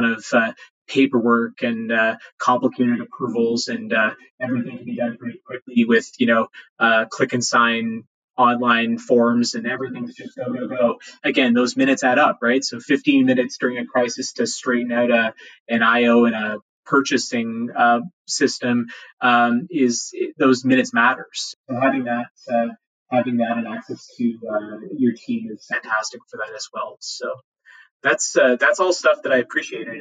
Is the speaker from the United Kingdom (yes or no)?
no; Guelph, Ontario, Canada; now in Toronto, Canada; I'm from Guelph